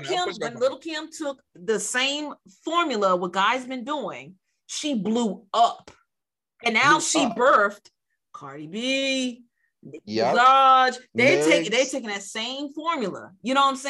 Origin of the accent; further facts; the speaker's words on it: Silver Spring, Maryland, United States; I'm from Silver Spring